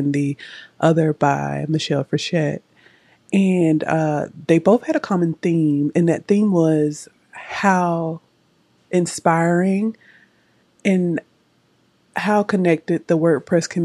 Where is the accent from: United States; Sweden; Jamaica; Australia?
United States; I am from the United States